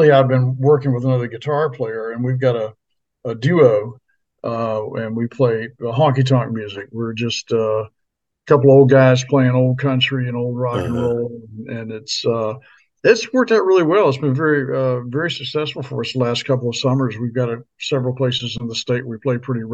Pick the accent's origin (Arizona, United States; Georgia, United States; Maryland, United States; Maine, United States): Maryland, United States; moved away as an adult; also born or lived in Florida / Nashville, Tennessee; now in Anchorage, United States; I grew up in Maryland